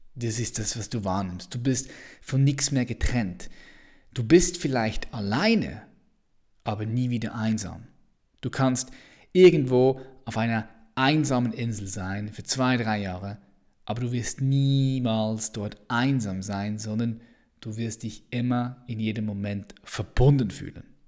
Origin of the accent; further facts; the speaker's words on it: Switzerland; ich bin Schweizer